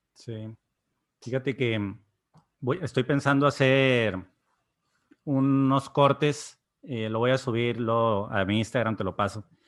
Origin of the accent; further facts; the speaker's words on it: Mexico; Soy mexicano